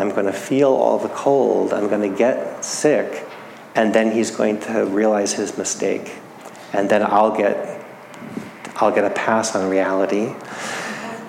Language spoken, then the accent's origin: English; New England, United States; I grew up in New England, where we have a lot of cold, bitter winters